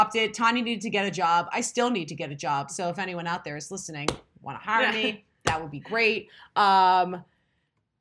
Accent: Boston, Massachusetts, United States; also born or lived in Miami / New York; now in Los Angeles, United States; two girls from Boston living

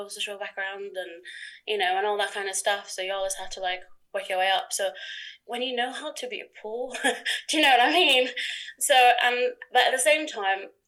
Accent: Portugal; moved away as an adult; also born or lived in Norwich, England; now in England; I come from Portugal

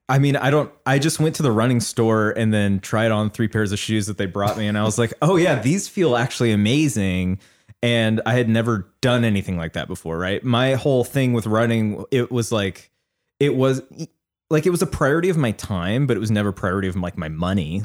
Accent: Seattle, Washington, United States; now in Los Angeles, United States; I grew up in Seattle

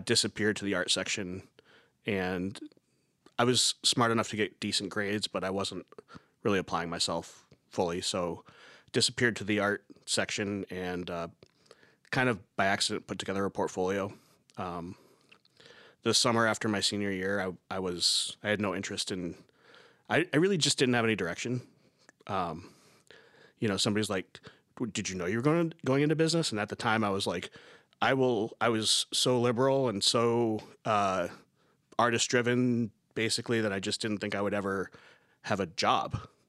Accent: South Coast, Massachusetts, United States; also born or lived in Beverly, Massachusetts; I'm originally from South Coast, Massachusetts

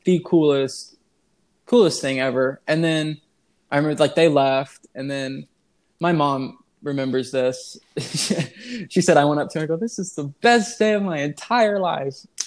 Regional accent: Illinois, United States; I'm from Illinois

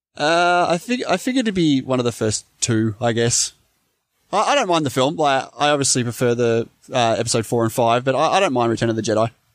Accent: Australia; as an Aussie

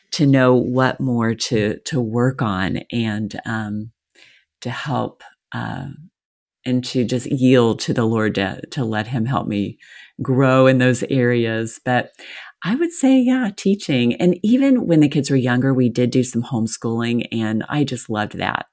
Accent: the South, United States; I was raised in the South.

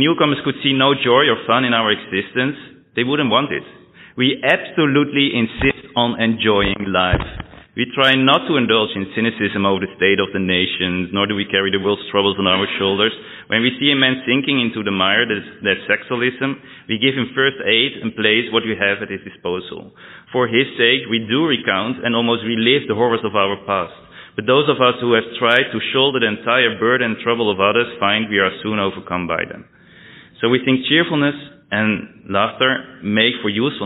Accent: Amsterdam, North Holland, Netherlands; also born or lived in England

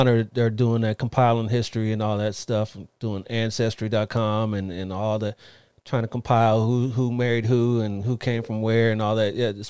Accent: Ohio, United States; moved away; most of my family's all back east. I'm originally from Ohio

